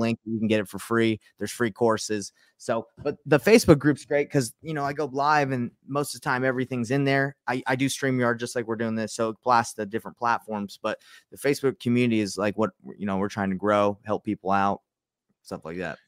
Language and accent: English; Utah, United States; I'm from Utah